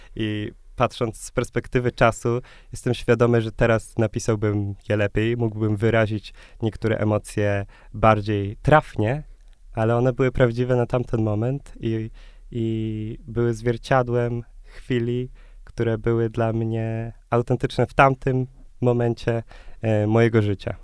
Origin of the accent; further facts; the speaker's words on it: Krosno, Subcarpathian Voivodeship, Poland; moved away as an adult; now in Warsaw, Poland; pochodzę z Krosna, z małego e, miasta na Podkarpaciu